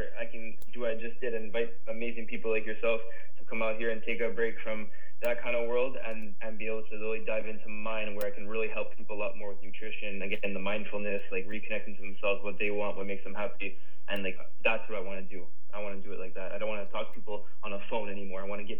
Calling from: Costa Rica; I'm joining you guys from Costa Rica.

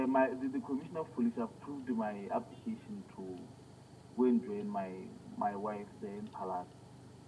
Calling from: Botswana; I'm calling from Swapen. {S1} Yes. {S0} Botswana.

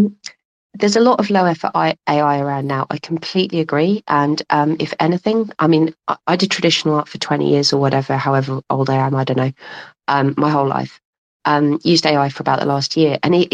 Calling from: London, United Kingdom; I'm calling from London.

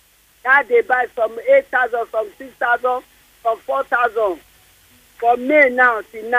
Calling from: Surulere, Lagos, Nigeria; No, I'm coming from Surulere.

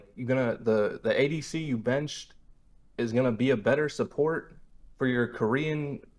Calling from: Dar es Salaam, Tanzania; Uh, Dar es Salaam, Tanzania.

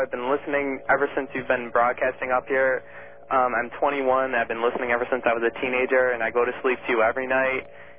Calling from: Rochester, New York, United States; I'm calling from Rochester, New York.

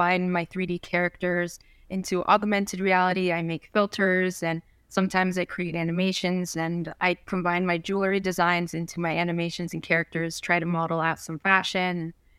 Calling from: New Jersey, United States; North Jersey, like 15 minutes away from the city, like everyone says from North Jersey.

